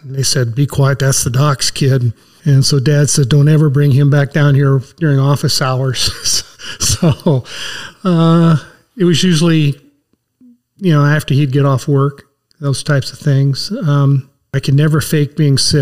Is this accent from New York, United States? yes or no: no; Manteca, California, United States; I've born and raised in Manteca